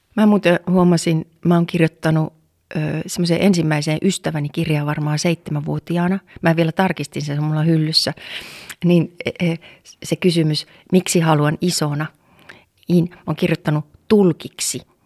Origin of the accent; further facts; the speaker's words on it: Oulu, North Ostrobothnia, Finland; täällä Oulussa, siis mä oon Oulussa syntynyt ja kasvanut